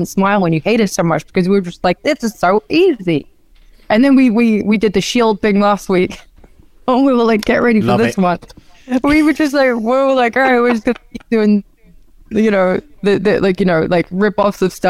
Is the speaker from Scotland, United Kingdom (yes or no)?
no; Norwich, East of England, United Kingdom; moved away as an adult; now in United States; when I was younger in my Norwich days